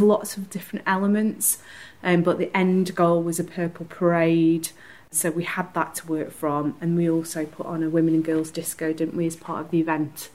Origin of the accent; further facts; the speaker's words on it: Stretford, North West England, United Kingdom; I'm also from Stretford, I'm the creative director for Stretford Stride